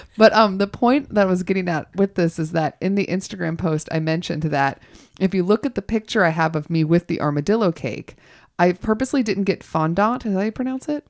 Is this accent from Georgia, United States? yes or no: yes; Georgia, United States; now in Los Angeles, United States; I grew up in Georgia